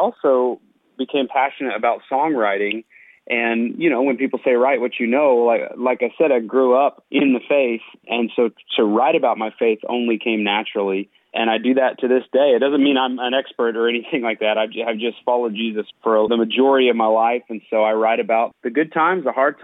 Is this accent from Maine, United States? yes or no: no; Lubbock, Texas, United States; now in Nashville, United States; I grew up in Lubbock, Texas, and my dad is still a pastor there